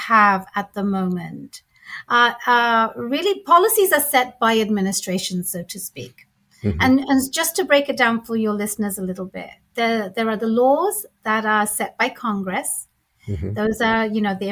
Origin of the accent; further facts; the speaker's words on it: London, United Kingdom; moved away as an adult; now in Seattle, United States; I was born and raised in London